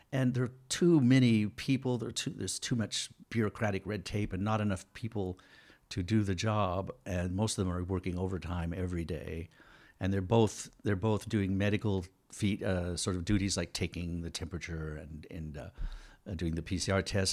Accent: United States; moved away; also born or lived in Taiwan; I'm an American citizen

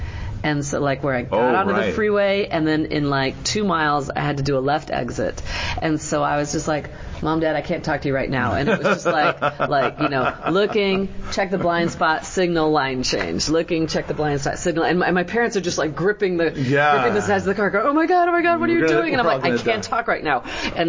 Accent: Wisconsin, United States; also born or lived in California; now in Portland, United States; I am an immigrant. I came from Wisconsin, though.

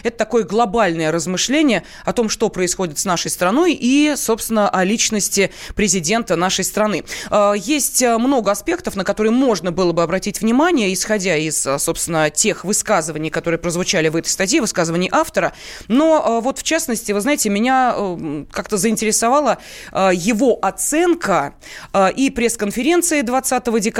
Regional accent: Crimea, Ukraine; Я сам из Крыма вижу все воочию.

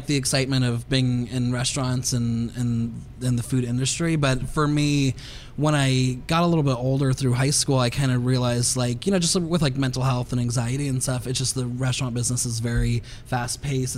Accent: Healdsburg, California, United States; my hometown in Healdsburg

